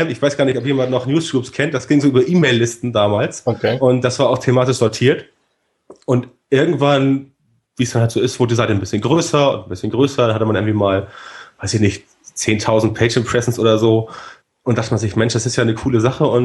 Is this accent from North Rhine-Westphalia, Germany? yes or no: no; Elmshorn, Schleswig-Holstein, Germany; also born or lived in Hamburg; Wie gesagt, aus Hamburg komme ich, aufgewachsen vor den Toren Hamburgs in Elmsho